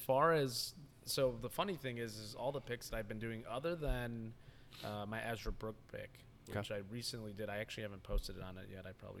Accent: Tokyo, Japan; But I am from Tokyo, exactly.

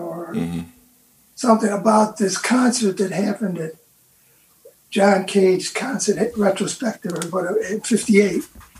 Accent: Utica, New York, United States; I'm from Utica, New York, okay? So Rochester's is only 70 or 80 miles away. It's kind of just a little bigger Utica.

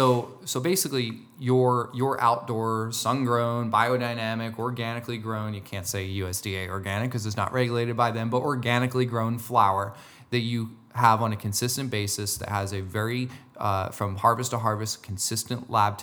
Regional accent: New Jersey, United States; I'm from Jersey, so, you know.

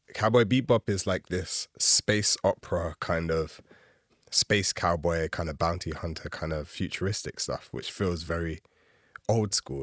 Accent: London, United Kingdom; especially as a Londoner. I've you know, born and raised here

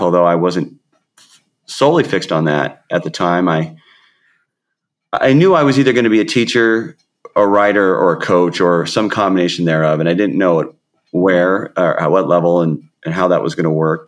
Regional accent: Seattle, Washington, United States; also born or lived in South King County; I grew up in the Seattle area

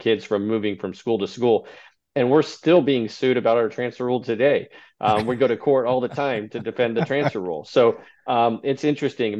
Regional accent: Texas, United States; moved away as an adult; also born or lived in Albuquerque, New Mexico; now in Clifton Park, United States; I grew up in Texas

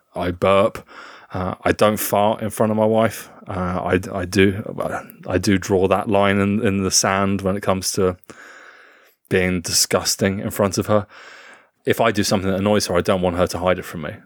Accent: United Kingdom; as a British man

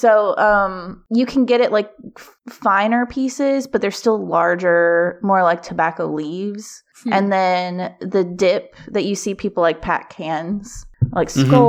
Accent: Kentucky, United States; now in Baltimore, United States; I did grow up in like very rural Kentucky

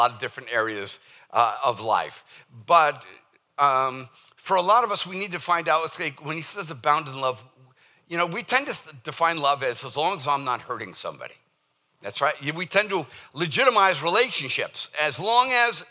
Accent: Boston, Massachusetts, United States; accent: Boston; moved away; my Boston accent

